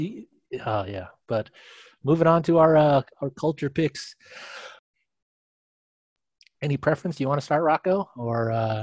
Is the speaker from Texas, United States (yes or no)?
no; Los Angeles, California, United States; also born or lived in Portland / San Francisco; I grew up in LA in the 80s and 90s, and I was a Laker fan